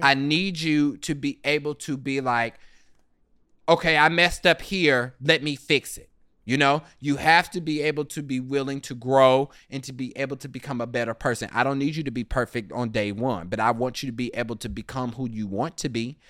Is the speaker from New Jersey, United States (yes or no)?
no; Kansas City, Kansas, United States; accent: Kansas; moved away; growing up in Kansas City